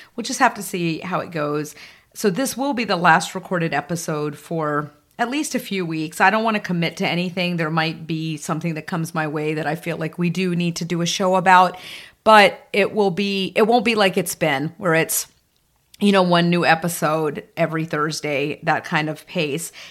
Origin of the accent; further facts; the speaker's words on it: the South, United States; growing up in the South at a time